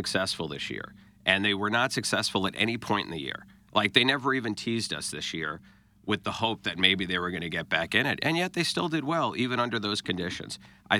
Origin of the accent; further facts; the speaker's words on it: United States; now in St. Louis, United States; I'm from New York originally